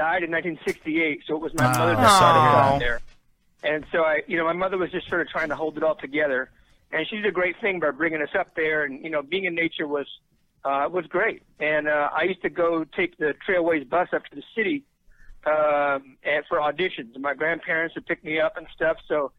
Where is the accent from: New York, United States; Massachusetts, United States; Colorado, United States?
New York, United States; New York City; moved away as an adult; also born or lived in Woodstock, New York / Los Angeles, California; I moved there in 1970.